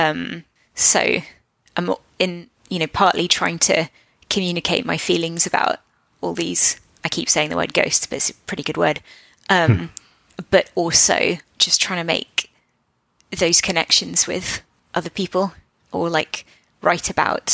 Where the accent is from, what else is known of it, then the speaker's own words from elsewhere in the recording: Portsmouth, South East England, United Kingdom; I grew up in Portsmouth